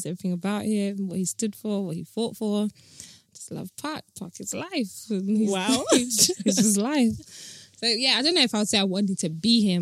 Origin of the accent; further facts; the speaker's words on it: London, United Kingdom; accent: British; I grew up in Tottenham